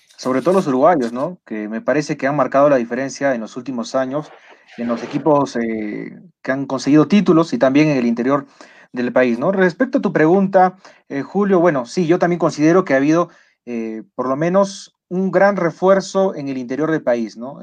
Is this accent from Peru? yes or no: yes; Peru; nuestro país